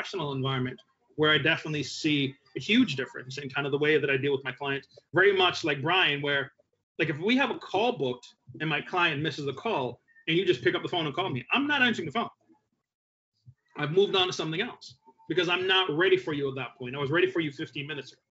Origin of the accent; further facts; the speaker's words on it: Jamaica; moved away; I'm Jamaican. I was born in Jamaica.